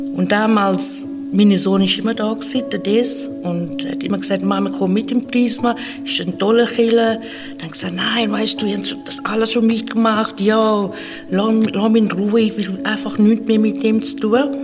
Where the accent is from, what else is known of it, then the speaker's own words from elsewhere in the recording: Zimbabwe; now in Switzerland; Ich bin aufgewachsen in Afrika, in Simbabwe und seit einigen Jahren schon in der Schweiz